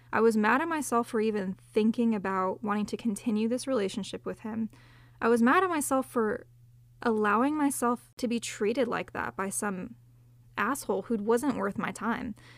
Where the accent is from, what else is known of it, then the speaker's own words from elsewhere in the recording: Southern California, United States; I grew up in Southern California